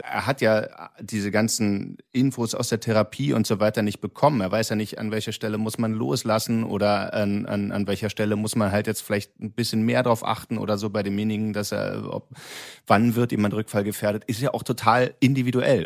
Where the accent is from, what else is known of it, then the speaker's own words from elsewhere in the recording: Berlin, Germany; als, als ähm, Berliner Göre